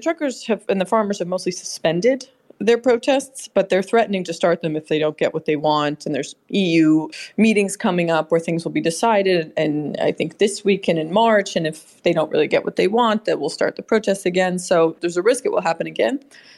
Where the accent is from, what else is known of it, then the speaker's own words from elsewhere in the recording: United States; I'm from the United States